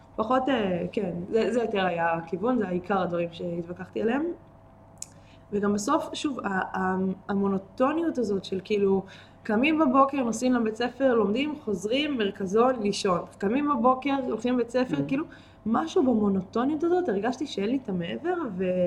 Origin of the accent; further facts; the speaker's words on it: Israel; הקיבוץ באמת היה מאוד מאוד מאוד דל בילדים, בתקופה כן. שאנחנו גדלנו בה